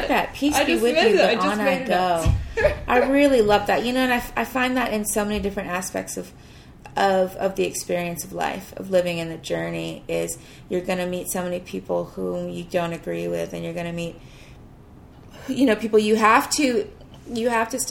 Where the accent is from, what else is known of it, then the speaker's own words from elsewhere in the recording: the South, United States; also born or lived in Ghana; growing up in the South